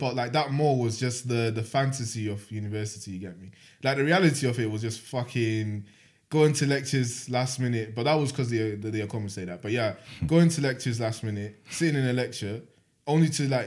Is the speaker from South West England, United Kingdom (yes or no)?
no; Manchester, North West England, United Kingdom; 20 years old from Manchester